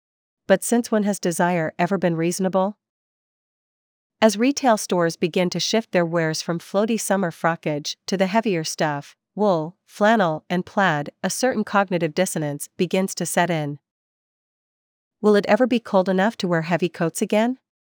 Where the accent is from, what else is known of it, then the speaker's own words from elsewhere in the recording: British Columbia, Canada; Growing up in the Kootenays, winter was something to be endured.